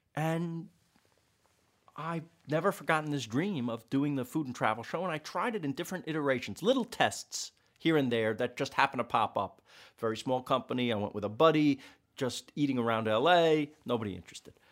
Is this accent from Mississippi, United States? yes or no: no; New York City, New York, United States; we're both from Queens